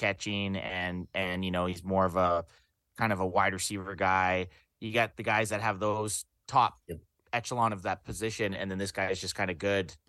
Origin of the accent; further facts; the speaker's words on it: Vancouver, British Columbia, Canada; We're from Vancouver, Canada.